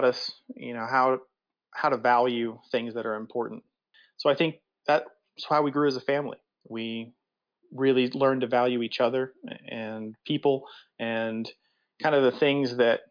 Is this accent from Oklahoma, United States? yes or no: yes; Choctaw, Oklahoma, United States; also born or lived in Cambridge, England; I'm from Oklahoma City. I grew up on the east side in a town called Choctaw